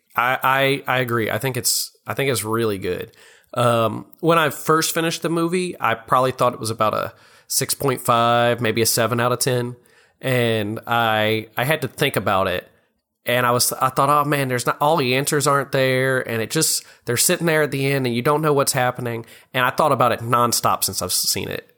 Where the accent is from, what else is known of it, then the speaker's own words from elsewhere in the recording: Louisiana, United States; also born or lived in Oklahoma; from Louisiana